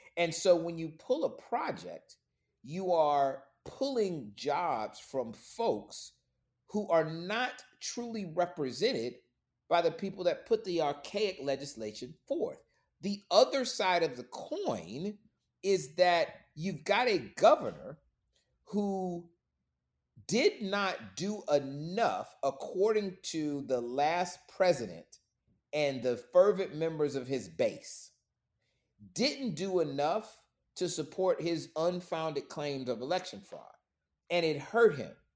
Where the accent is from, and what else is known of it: Florida, United States; moved away as an adult; now in Atlanta, United States